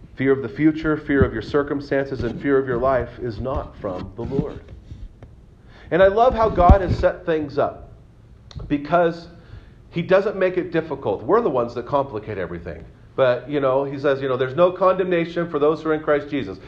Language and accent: English; Santa Cruz, California, United States; moved away; I was born in Santa Cruz